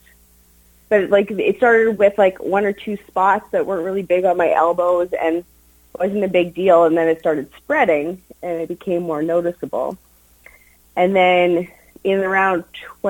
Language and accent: English; Steinbach, Manitoba, Canada; I grew up in Steinbach.